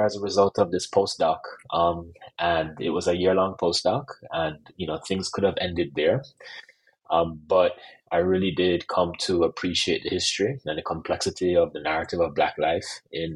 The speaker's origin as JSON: {"language": "English", "country": "Jamaica", "said": "I'm also Jamaican"}